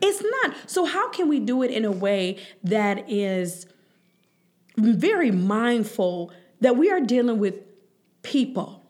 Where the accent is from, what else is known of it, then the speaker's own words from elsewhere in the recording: Cleveland, Ohio, United States; I grew up in Huff